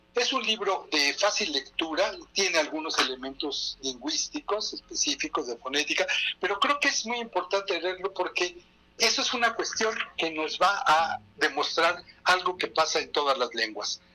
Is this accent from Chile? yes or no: no; Mexico; nosotros los mexicanos